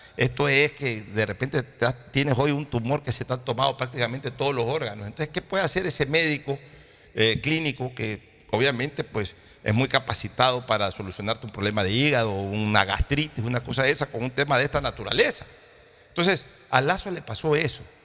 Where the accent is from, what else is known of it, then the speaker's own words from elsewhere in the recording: Ecuador; no somos tontos los ecuatorianos